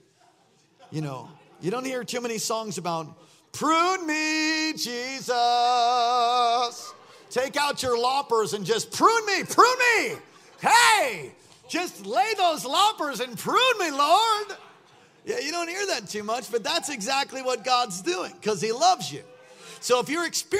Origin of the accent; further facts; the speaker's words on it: East Coast, United States; I'm from the East Coast